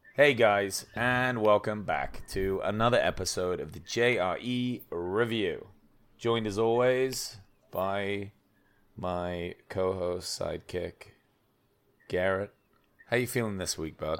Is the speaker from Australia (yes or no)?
no; England, United Kingdom; I'm from England